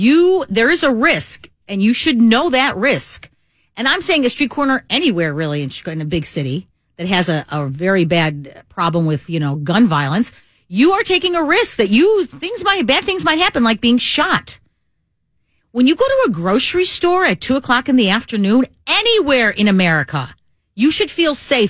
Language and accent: English; Chicago, Illinois, United States; I grew up in Chicago